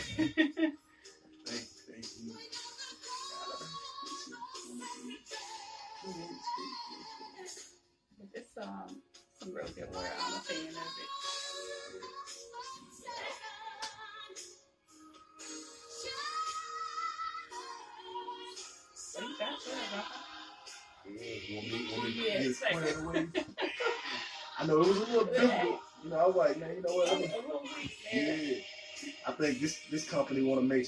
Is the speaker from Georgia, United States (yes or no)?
yes; Decatur, Georgia, United States; I've born and raised in Atlanta. I grew up around here in DeKalb County in Decatur.